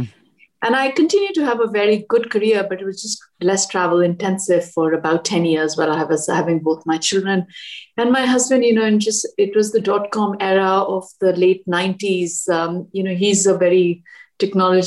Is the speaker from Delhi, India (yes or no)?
yes; Delhi, India; moved away as an adult; also born or lived in Washington, D.C.; now in United States; I grew up in Delhi and it was in the mid 80s